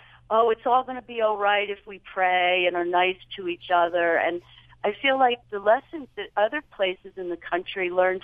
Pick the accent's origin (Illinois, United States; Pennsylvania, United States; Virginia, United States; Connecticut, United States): Pennsylvania, United States; Philadelphia; now in Springdale, United States; I'm from the East and Philadelphia